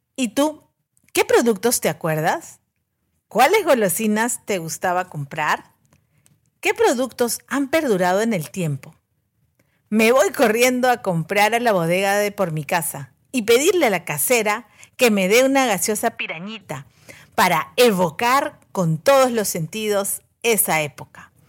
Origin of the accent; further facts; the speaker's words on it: Callao, Peru; Cuando era pequeña viví en el Callao, en la calle García Calderón, a media cuadra de la iglesia Don Bosco